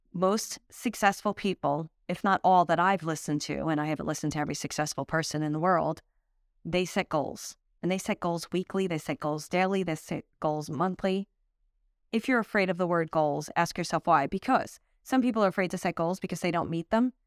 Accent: Brooklyn, New York, United States; also born or lived in Manhattan; I grew up in Brooklyn, then moved to Manhattan

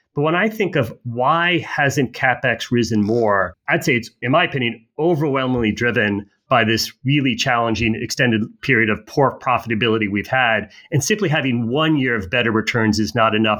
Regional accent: United States; American as as you are

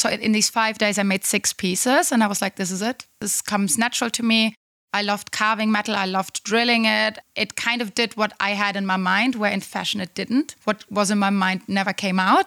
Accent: Black Forest, Baden-Württemberg, Germany; moved away; I come from the Black Forest. It's very close to Pforzheim

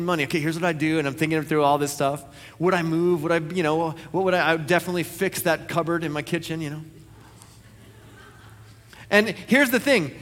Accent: United States; I was born in the United States of America.

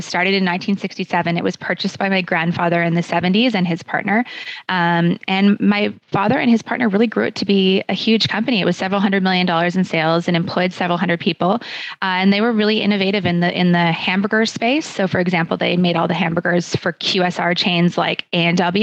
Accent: Calgary, Alberta, Canada; moved away as an adult; also born or lived in Kingston, Ontario / Toronto; I was born and raised in Calgary in the Southwest

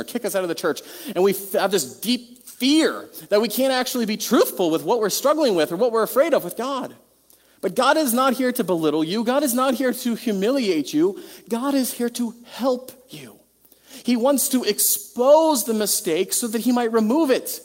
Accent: United States; Western American people

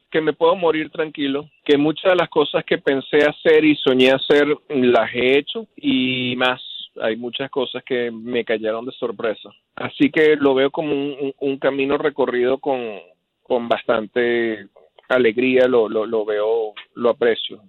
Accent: Venezuela; moved away as an adult; also born or lived in Seattle; cuando estaba creciendo como un adolescente en Venezuela

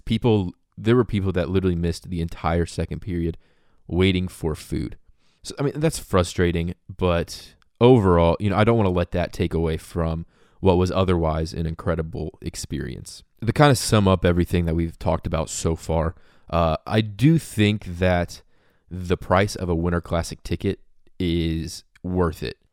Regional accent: Indianapolis, Indiana, United States; I grew up in Indianapolis

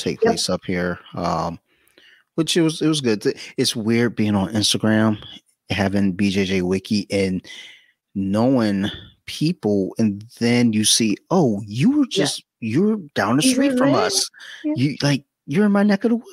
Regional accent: Detroit, Michigan, United States; I'm from Detroit

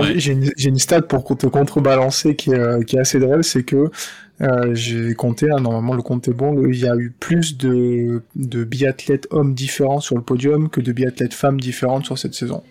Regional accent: France; En tant que Français

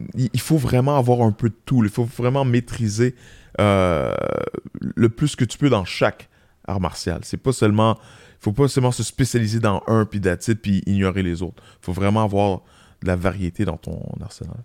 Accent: Quebec, Canada; on est des Québécois

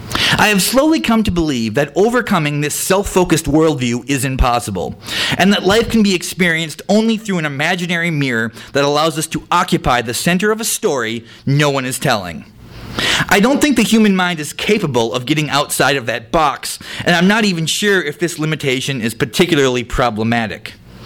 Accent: Midwest, United States; That was about like growing up in the Midwest and listening to hair metal

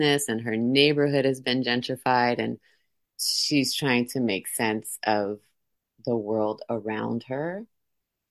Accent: San Francisco, California, United States; born and raised in San Francisco, California

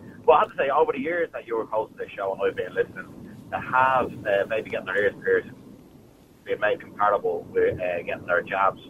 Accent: Dublin, Leinster, Ireland; now in Lucan, Ireland; I'm originally from Crumlin, but up in the Lucan now.

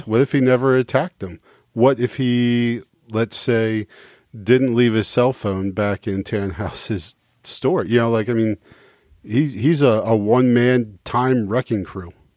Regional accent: United States; as an American

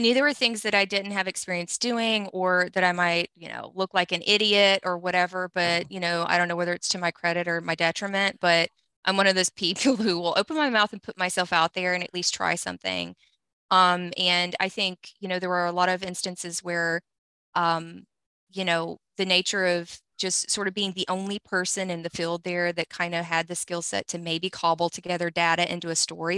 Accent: Louisiana, United States; we're both from Louisiana

